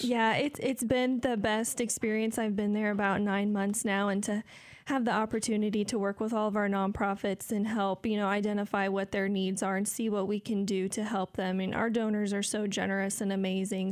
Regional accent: Decatur, Illinois, United States; I'm from here in Decatur

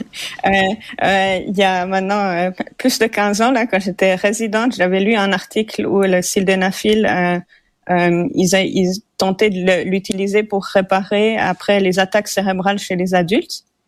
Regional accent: Switzerland; now in Montreal, Canada; je suis suisse d'origine

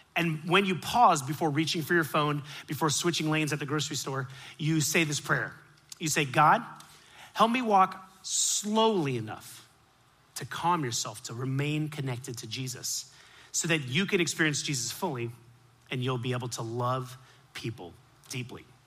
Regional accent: Miami, Florida, United States; I grew up in Miami

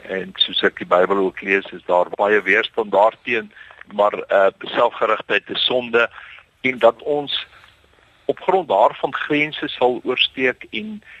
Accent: South Africa; ons godsdiens en ons sosiale leefwyse as Afrikaner is uh, baie diep aan mekaar gekoppel

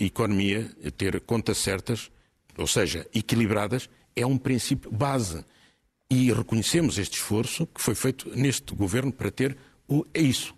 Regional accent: Portugal; Nós, enquanto portugueses

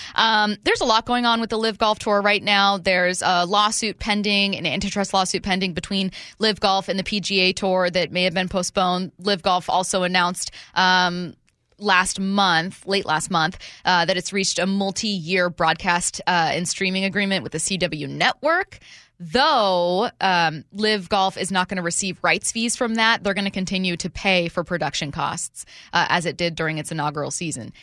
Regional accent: Seattle, Washington, United States; I'm from Seattle.

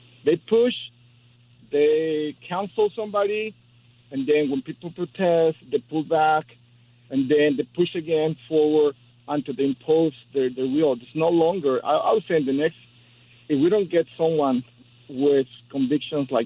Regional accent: Mexico; now in Hermosa Beach, United States; I'm from Mexico

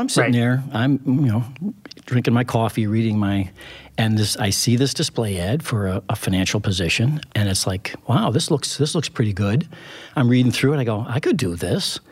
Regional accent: Saratoga, United States; my growing up in Saratoga

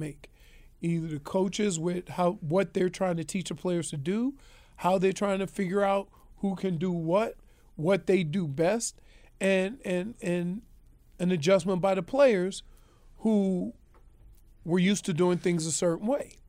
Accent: Louisiana, United States; I'm from Louisiana

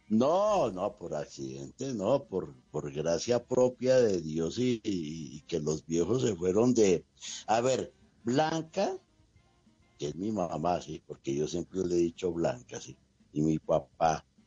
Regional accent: Madrid, Cundinamarca, Colombia; yo soy nacido, pero en Madrid, con Dinamarca, Yo soy rolo con barriga de paisa

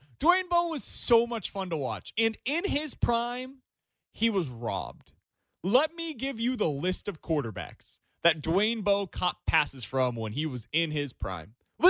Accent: Kansas City, Missouri, United States; I grew up with this team. I'm from Kansas City.

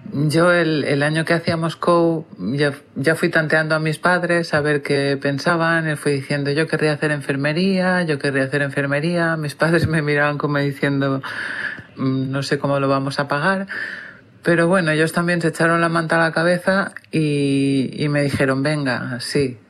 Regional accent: Ibiza, Balearic Islands, Spain; Pues nací en Ibiza y sigo viviendo en Ibiza

